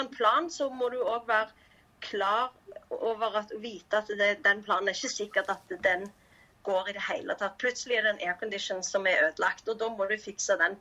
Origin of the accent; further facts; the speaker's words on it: Stavanger, Rogaland, Norway; moved away as an adult; now in Cambodia; jeg er fra Stavanger